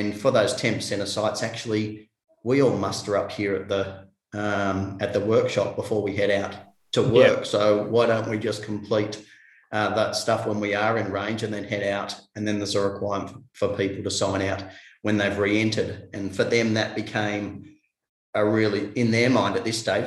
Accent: Tasmania, Australia; I'm from Tasmania

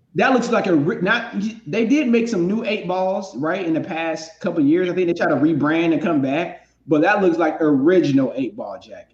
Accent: North Carolina, United States; now in Los Angeles, United States; I'm from North Carolina, and so I'm you know from the South

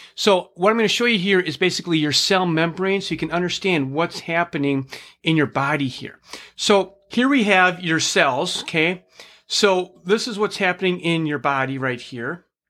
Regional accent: Minnesota, United States; I'm from Minnesota

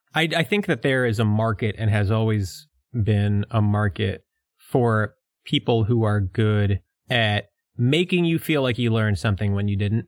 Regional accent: United States; accent: New York and Philadelphia; my accent is a combination of New York and Philadelphia

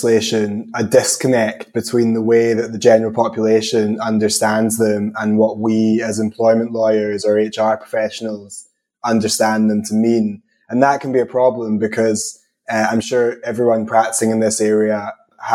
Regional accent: Scotland, United Kingdom; accent: combination of Scottish and English; also born or lived in England; given my accent, I'm never confident that I'm pronouncing anything correctly, but I definitely say harassment, but that could just be a combination of Scottish and English

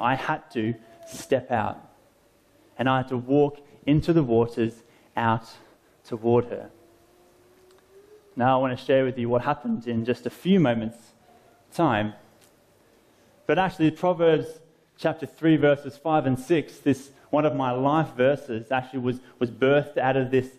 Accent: Phillip Island, Victoria, Australia; my hometown, Phillip Island, about an hour south of Melbourne in Australia

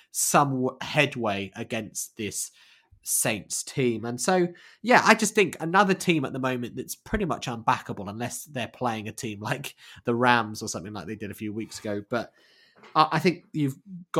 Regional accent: England, United Kingdom; as two English guys

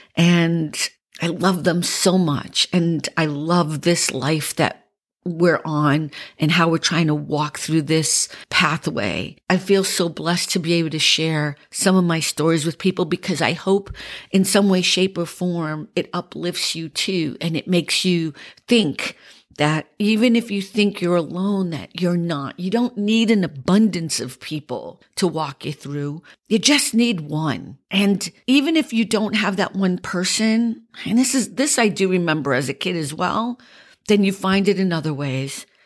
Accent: Boston, Massachusetts, United States; accent: Boston; moved away; my Boston accent has become a little bit more pronounced this week because I was around so many Bostonians.

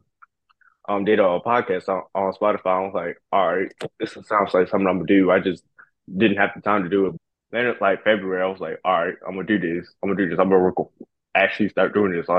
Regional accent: Durham, North Carolina, United States; also born or lived in Baltimore, Maryland; I was born in Baltimore, Maryland, but I grew up in Durham, North Carolina

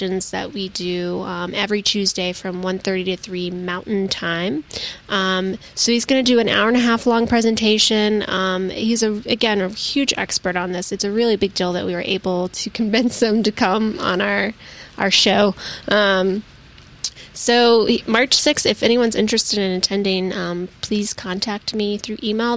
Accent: Tennessee, United States; now in New Mexico, United States; I'm originally from Tennessee.

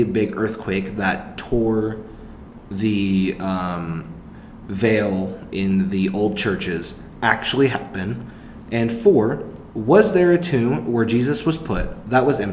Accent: Tulsa, Oklahoma, United States; now in Norman, United States; I'm from Tulsa

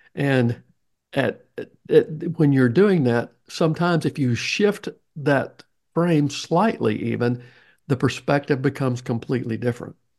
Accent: the South, United States; accent: Southern; my Southern accent

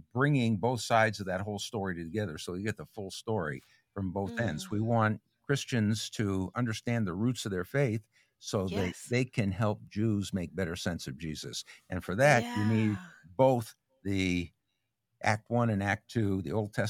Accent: New York City, New York, United States; also born or lived in California; now in Kentucky, United States; We came here to Kentucky from California, but before California, I went to California from Brooklyn. And my whole family was from Brooklyn. My grandparents immigrated from Eastern Europe through Ellis Island legally.

